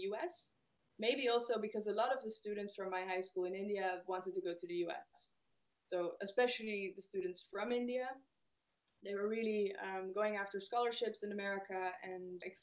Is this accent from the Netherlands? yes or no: yes; Netherlands; I'm from the Netherlands, we are a pretty egalitarian country